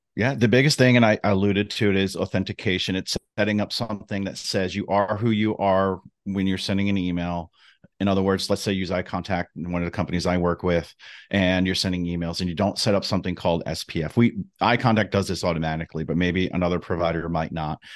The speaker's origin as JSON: {"language": "English", "region": "New Jersey", "country": "United States", "tie": "born or raised there", "said": "growing up in New Jersey"}